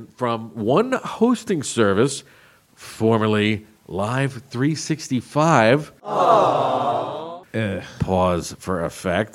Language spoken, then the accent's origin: English; New York, United States; accent: New York; my New York accent